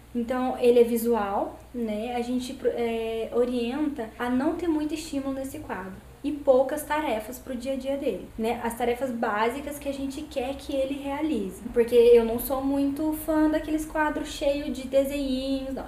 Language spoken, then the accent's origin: Portuguese; Cristina, Minas Gerais, Brazil; also born or lived in Campinas; now in Itajubá, Brazil; vou voltar pra minha cidade, que eu sou de Cristina.